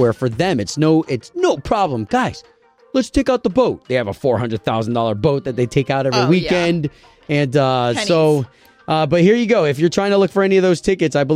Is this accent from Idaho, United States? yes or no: no; Tampa, Florida, United States; I was raised in Tampa from 5 years old all the way up until 18